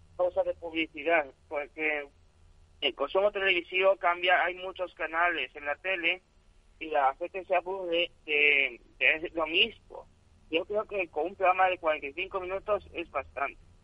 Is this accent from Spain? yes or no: yes; El Puerto de Santa María, Andalusia, Spain; yo no soy sevillano, soy gaditano.